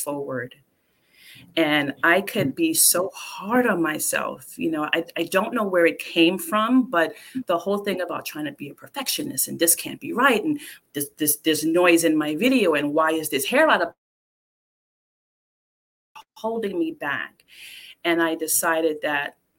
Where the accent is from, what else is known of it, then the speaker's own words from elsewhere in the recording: New York City, New York, United States; I grew up in the South Bronx